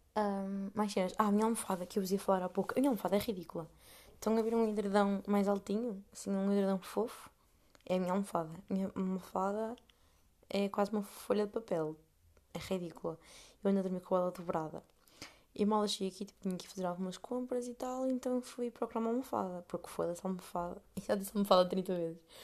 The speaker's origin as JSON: {"language": "Portuguese", "country": "Portugal", "moved": "as an adult", "lives_now": "Amsterdam, Netherlands", "said": "sou portuguesa"}